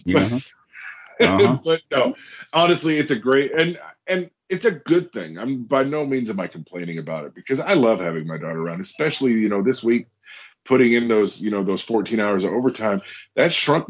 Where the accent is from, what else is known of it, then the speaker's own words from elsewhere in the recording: Alaska, United States; moved away; my hometown up in Alaska, the place that I grew up, it's about 2,500 people.